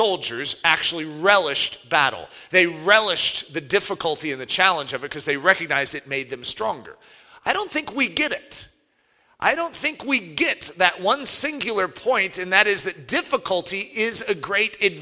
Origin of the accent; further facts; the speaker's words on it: United States; as Americans